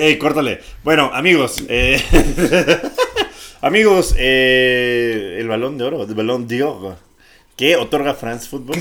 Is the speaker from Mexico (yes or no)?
yes; Mexico